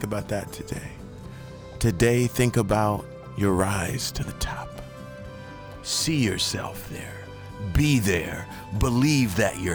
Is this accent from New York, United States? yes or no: no; Shreveport, Louisiana, United States; my hometown in Shreveport